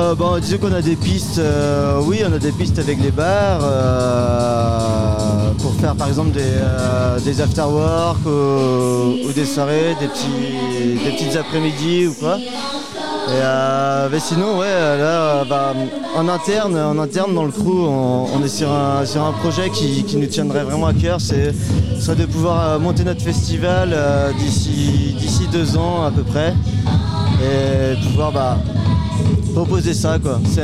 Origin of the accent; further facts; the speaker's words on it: Haut-Léon, Brittany, France; On vient du Haut-Léon tous, mais on est principalement basé sur Morlaix